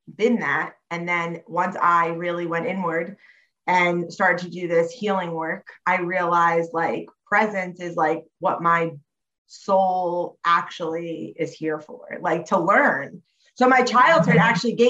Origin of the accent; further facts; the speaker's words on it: Monmouth County area, New Jersey, United States; also born or lived in Staten Island, New York; I grew up in New Jersey. I was like born in Staten Island, moved here when I was about 5 years old, and I've been here ever since. So, yeah. In like the Monmouth County area